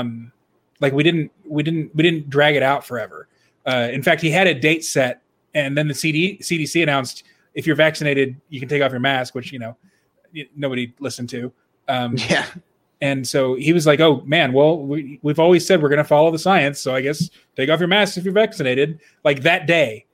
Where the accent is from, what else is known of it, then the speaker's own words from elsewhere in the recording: Dallas, Texas, United States; moved away as an adult; now in Illinois, United States; So I grew up in Dallas. My family lives there.